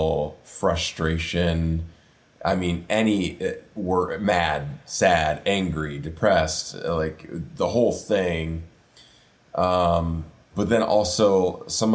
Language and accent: English; Prairie du Chien, Wisconsin, United States; my hometown of Prairie du Chien, Wisconsin, which is a river town bordering Iowa on the Mississippi River